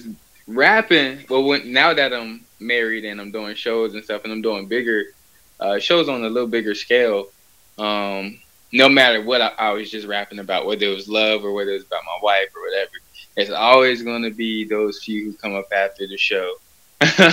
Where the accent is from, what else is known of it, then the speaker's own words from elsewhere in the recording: Atlanta, Georgia, United States; I'm from Atlanta, Georgia